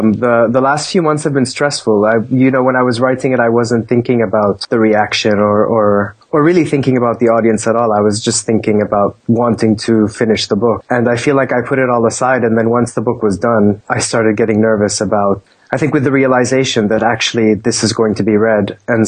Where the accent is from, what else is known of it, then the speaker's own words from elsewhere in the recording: Kuwait; also born or lived in Jordan / Lebanon; And I grew up in the Middle East. I mean, I grew up in Kuwait and Jordan and Lebanon as well.